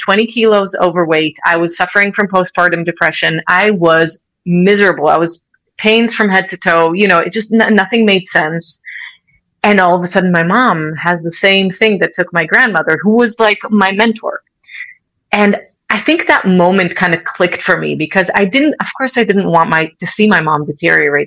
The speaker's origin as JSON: {"language": "English", "country": "Israel", "tie": "born or raised there", "also_born_or_lived": "United States", "moved": "yes", "lives_now": "Switzerland", "said": "I grew up in Israel"}